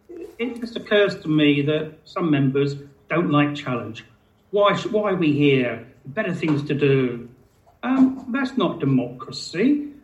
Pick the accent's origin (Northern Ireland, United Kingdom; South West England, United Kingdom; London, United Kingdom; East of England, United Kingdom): East of England, United Kingdom; Stansted; when I was growing up in Stansted as a child